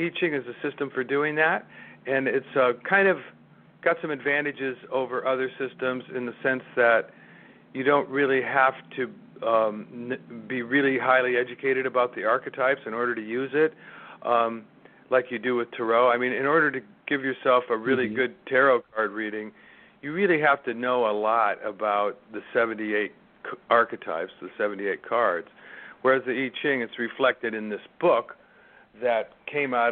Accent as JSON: {"language": "English", "region": "California", "country": "United States", "tie": "born or raised there", "said": "where I grew up in California"}